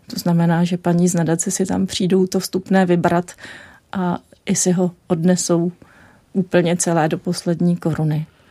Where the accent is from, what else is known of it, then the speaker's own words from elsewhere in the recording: Czechia; jsem byla chudá česká studentka na Erasmu